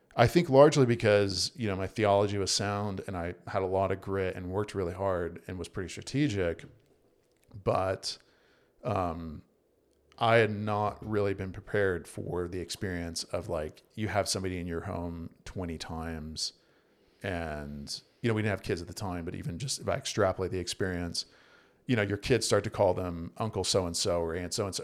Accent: Virginia, United States; moved away as an adult; also born or lived in South Carolina / North Carolina; I was born in Virginia

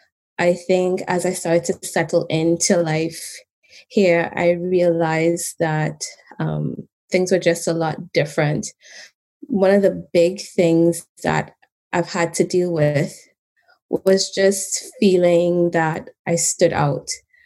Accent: Trinidad & Tobago; moved away as an adult; now in Canada; I grew up in Trinidad and Tobago, and I moved here about 13 years ago when I was 21, although that ages me, but that's okay.

